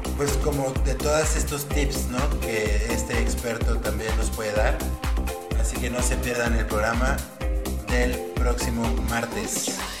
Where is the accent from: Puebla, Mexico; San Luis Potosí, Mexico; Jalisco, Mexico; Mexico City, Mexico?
Jalisco, Mexico; Guadalajara; Guadalajara, mi ciudad natal